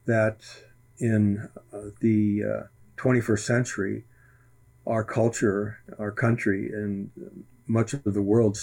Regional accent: Eastern Ohio, United States; also born or lived in Los Angeles, California; now in Northern Idaho, United States; I grew up in the country of Eastern Ohio

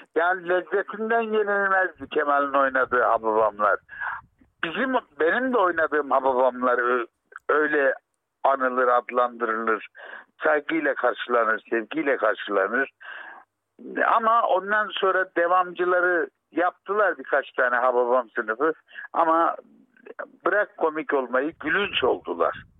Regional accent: Arguvan, Malatya, Turkey; Ben Malatya Arguvanlıyım

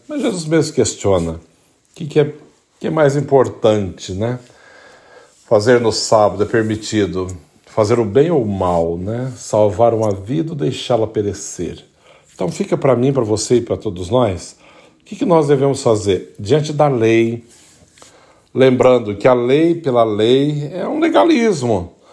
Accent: Brazil; now in United States; somos brasileiros

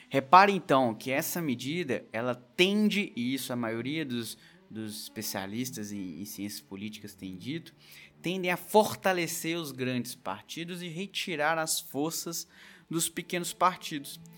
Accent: Coronel Fabriciano, Minas Gerais, Brazil; born there; now in Belo Horizonte, Brazil; a cidade onde eu nasci, Coronel Fabriciano, que tem cerca ali de 80 mil eleitores

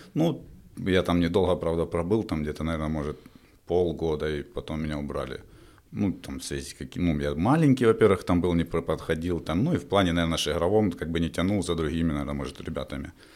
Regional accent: Donetsk, Donetsk Oblast, Ukraine; moved away as an adult; also born or lived in Belarus; в родном городе

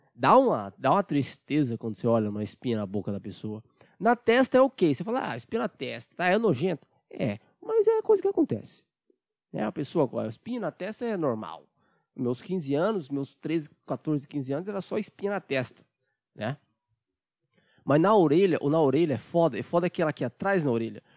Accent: Brazil; eu, como brasileiro

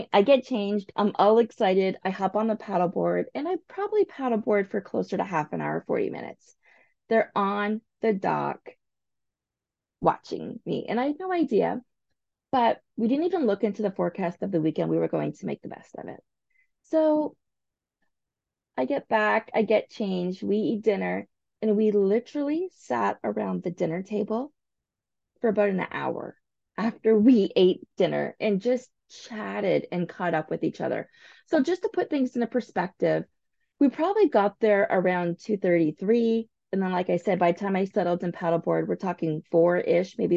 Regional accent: St. Thomas, Ontario, Canada; I grew up in St. Thomas

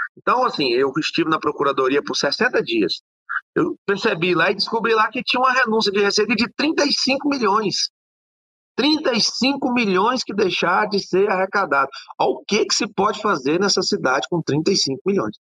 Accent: Luziânia, Goiás, Brazil; eu sou nascido e criado aqui em Lusiânia

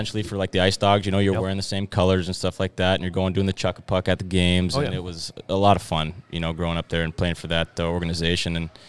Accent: Fairbanks, Alaska, United States; So I grew up in Fairbanks, Alaska, unfortunately.

